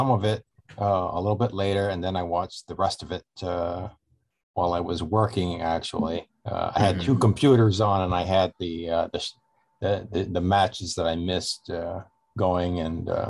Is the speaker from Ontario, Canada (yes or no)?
yes; Toronto, Ontario, Canada; I'm from Toronto